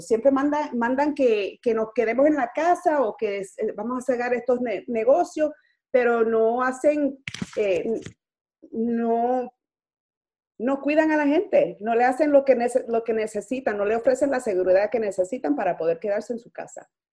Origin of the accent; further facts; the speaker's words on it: New York City, New York, United States; yo soy boricua, nacida y criada aquí en, en Brooklyn, en Nueva York